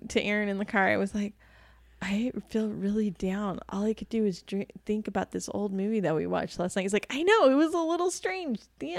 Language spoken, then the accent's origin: English; United States; I realized once again that I am American.